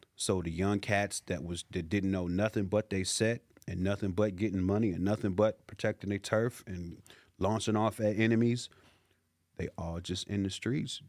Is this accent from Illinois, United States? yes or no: yes; Chicago, Illinois, United States; now in Los Angeles, United States; growing up in the hoods, I grew up in the Chicago